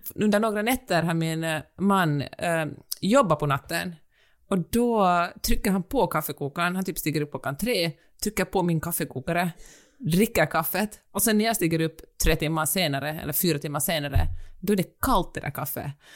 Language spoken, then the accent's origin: Swedish; Finland; moved away as an adult; also born or lived in Helsinki, Finland; now in Los Angeles, United States; jag är finsk